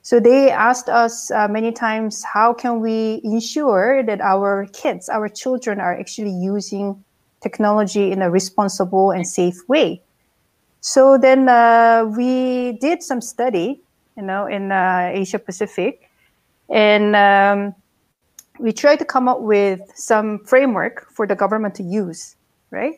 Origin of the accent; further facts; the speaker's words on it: South Korea; also born or lived in Bangkok, Thailand; now in Hamburg, Germany; originally, I'm from South Korea